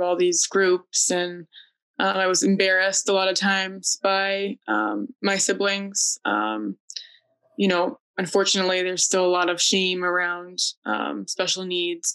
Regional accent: Connecticut, United States; I am from Connecticut and I work as a registered nurse

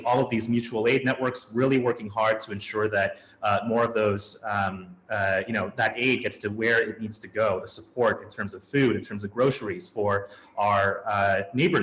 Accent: Colorado Springs, Colorado, United States; now in New York City, United States; I'm originally from Colorado, actually. I spent a lot of time in Colorado Springs, Colorado

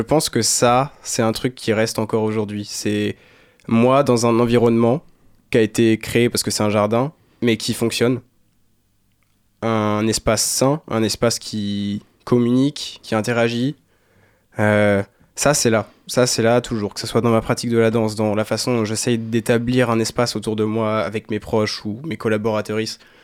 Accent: Saint-Père-Marc-en-Poulet, Brittany, France; also born or lived in Saint-Malo; J'ai grandi à Saint-Père-Marc-en-Poulet. C'est pas Saint-Malo, c'est à 8 minutes en voiture de Saint-Malo

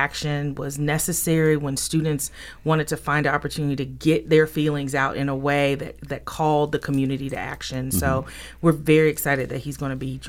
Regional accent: Jackson, Mississippi, United States; You know, I'm from Jackson, Mississippi, so I might J-set.

